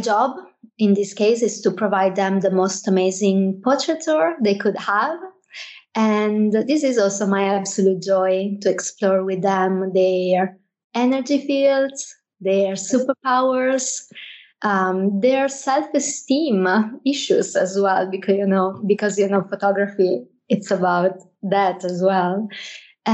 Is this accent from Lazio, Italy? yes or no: no; Venice, Veneto, Italy; English is a second language; moved away as an adult; now in Milan, Italy; I'm Italian. I was born and raised in Venice, greater area. I've been working and living in Milan for many years now